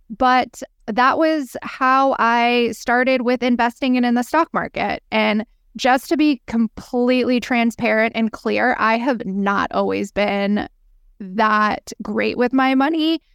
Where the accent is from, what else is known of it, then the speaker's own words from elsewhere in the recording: San Diego, California, United States; moved away as an adult; also born or lived in Manhattan, New York; now in New York City, United States; I am born and raised in San Diego, California, on the beach